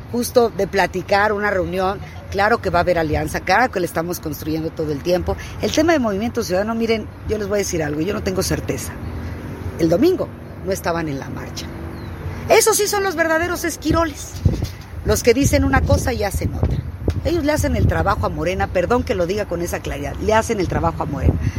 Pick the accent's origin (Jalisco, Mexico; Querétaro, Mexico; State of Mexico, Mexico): State of Mexico, Mexico; yo soy del Estado de México